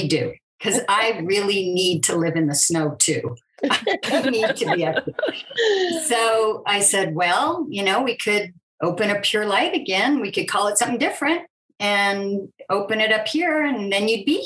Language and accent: English; California, United States; moved away as an adult; having been born and raised in California